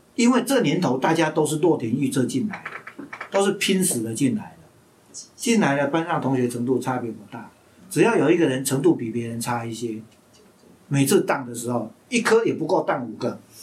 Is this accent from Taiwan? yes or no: yes; Hsinchu, Taiwan; 在清华大学， 因为这是我老家嘛